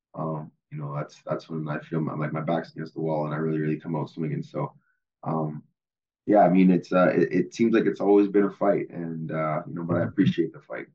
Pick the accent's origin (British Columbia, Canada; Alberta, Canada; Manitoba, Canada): Manitoba, Canada; Winnipeg; playing my hometown in the Grey Cup, uh, playing Winnipeg